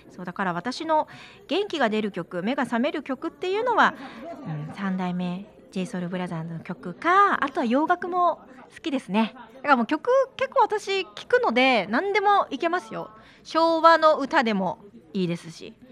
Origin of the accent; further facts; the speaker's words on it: Amakusa, Kumamoto, Japan; 私天草出身なんで